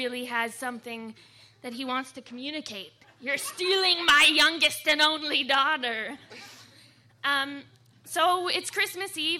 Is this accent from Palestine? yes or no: no; Canada; moved away; also born or lived in California / Victoria, British Columbia; We were living in California, and I'm from Canada.